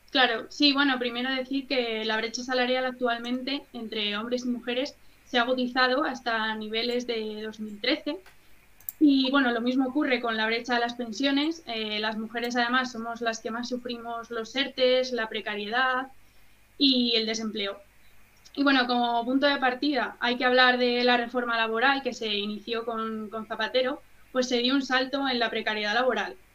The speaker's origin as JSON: {"language": "Spanish", "town": "Madrid", "region": "Community of Madrid", "country": "Spain", "said": "Yo en concreto soy de Madrid"}